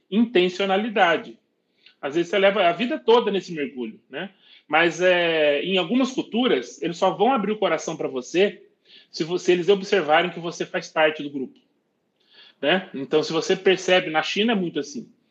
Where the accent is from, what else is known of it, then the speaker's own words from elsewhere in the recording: Brazil; nós brasileiros